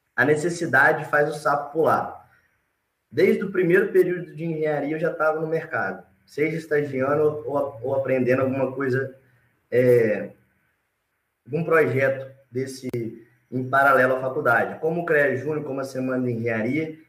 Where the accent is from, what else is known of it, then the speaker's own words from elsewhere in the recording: Alegre, Espírito Santo, Brazil; also born or lived in Vitória; Eu sou natural de Alegre, do Alegre, do interior do Espírito Santo.